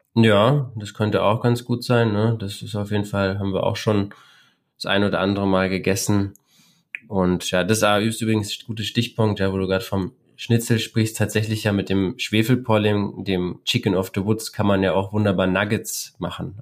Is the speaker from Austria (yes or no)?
no; Berlin, Germany; Ich bin eher so am Stadtrand von Berlin groß geworden